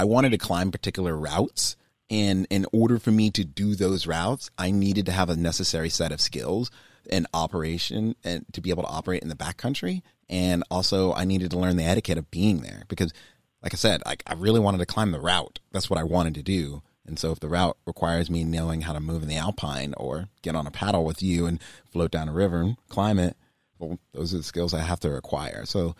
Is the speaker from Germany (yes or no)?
yes; Germany; born there; I'm a military brat. I was born in Germany. You know, my parents are both in the military.